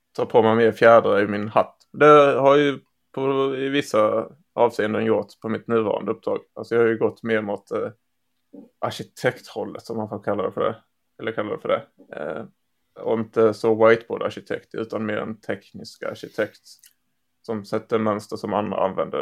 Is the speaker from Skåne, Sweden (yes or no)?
yes; Skåne, Sweden; det här skånska ärret